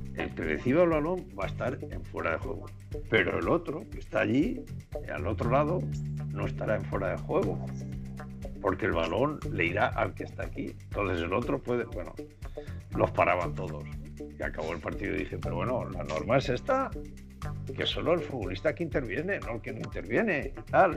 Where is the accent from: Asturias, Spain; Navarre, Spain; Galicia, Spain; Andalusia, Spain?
Asturias, Spain; Gijón; moved away; also born or lived in Japan; me fui a Gijón, yo nací en Gijón